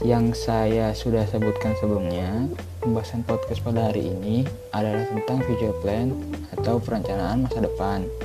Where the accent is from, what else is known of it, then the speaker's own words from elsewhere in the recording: Kampung Serdangkuring, Way Kanan Regency, Lampung, Indonesia; Saya berasal dari Lampung yang tepatnya berada di Kampung Serdangkuring, Kabupaten Waikanan